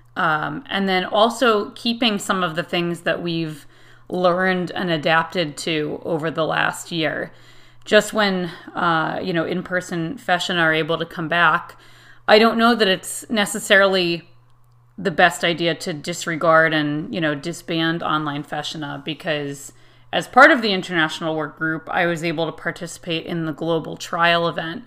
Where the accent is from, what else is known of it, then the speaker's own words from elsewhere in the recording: Connecticut, United States; I am from Connecticut in the United States